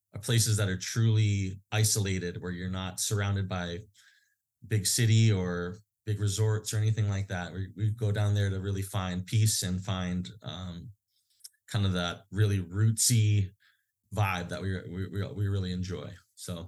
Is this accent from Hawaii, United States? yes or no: yes; Hawaii, United States; places that we grew up in Hawaii